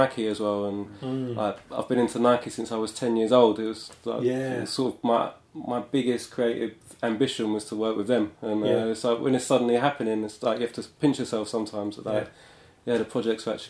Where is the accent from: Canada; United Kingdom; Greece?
United Kingdom; London; moved away as an adult; I grew up in London. I spent sort of most of my life here.